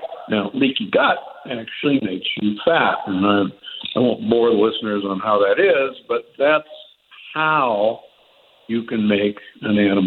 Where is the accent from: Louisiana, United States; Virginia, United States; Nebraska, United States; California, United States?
Nebraska, United States; Omaha; I grew up in Omaha, Nebraska, which at the time I was growing up had the largest feedlots in the world